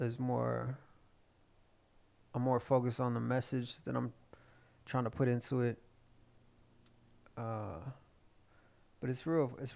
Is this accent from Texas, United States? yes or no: yes; Fort Worth, Texas, United States; also born or lived in Akron / Cleveland / Columbus; I grew up in Diamond Hill, what most people would consider North Side, maybe, but Fort Worth